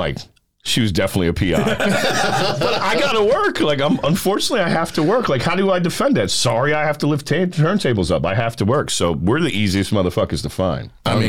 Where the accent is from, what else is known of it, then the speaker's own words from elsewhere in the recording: New York City, New York, United States; moved away; I'm from New York City